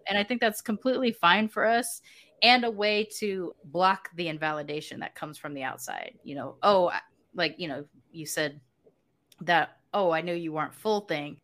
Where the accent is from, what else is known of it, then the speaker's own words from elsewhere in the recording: United States; moved away as an adult; now in Mexico; I grew up in the States, I have an ethnic identity